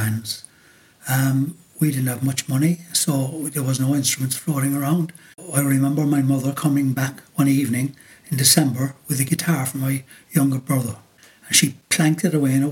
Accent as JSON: {"language": "English", "town": "Cork", "region": "Munster", "country": "Ireland", "said": "I was from Cork"}